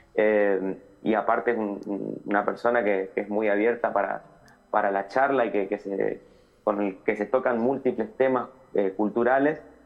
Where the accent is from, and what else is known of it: Litoral, Argentina